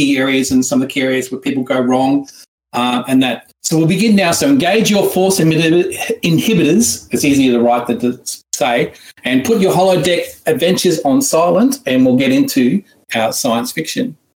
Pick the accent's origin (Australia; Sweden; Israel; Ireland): Australia; accent: Australian; my horrible ancient Egyptian accent into an Australian one. If in case you were wondering, that's where I'm from